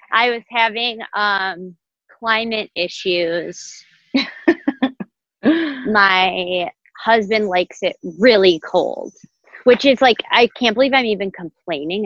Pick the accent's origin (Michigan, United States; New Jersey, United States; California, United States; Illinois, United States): Michigan, United States; Detroit; now in New York, United States; I'm from Metro Detroit, I love it here